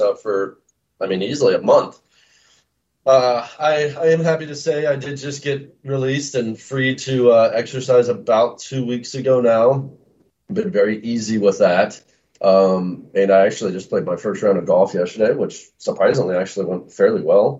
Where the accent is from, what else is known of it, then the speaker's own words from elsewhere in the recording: Olathe, Kansas, United States; moved away as an adult; now in Kansas City, Missouri, United States; I grew up on the Kansas side in a town called Olathe, Kansas